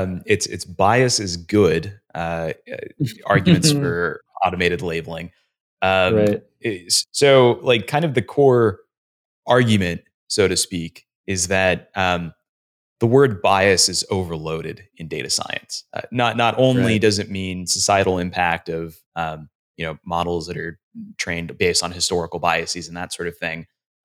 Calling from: San Francisco, California, United States; I'm calling from San Francisco.

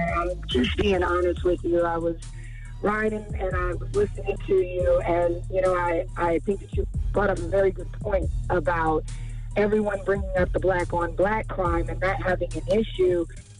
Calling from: Fayetteville, North Carolina, United States; I'm actually calling from Fayetteville, North Carolina.

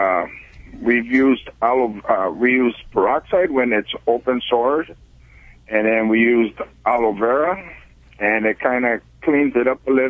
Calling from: Azusa, California, United States; Uh, Azusa, California.

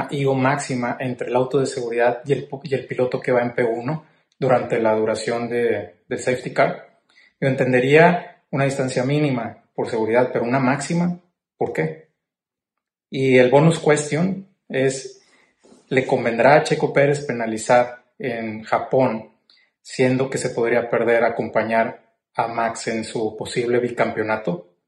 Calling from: Monterrey, Nuevo León, Mexico; Hola, formuleros. … de Monterrey, México.

